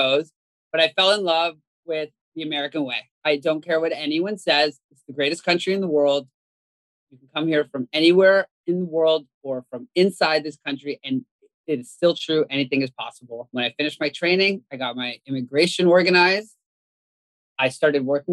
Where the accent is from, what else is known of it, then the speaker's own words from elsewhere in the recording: Canada; I grew up in Canada